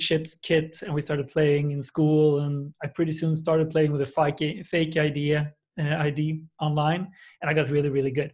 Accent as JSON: {"language": "English", "country": "Sweden", "tie": "born or raised there", "said": "I'm from a small town in Sweden with 125,000 people."}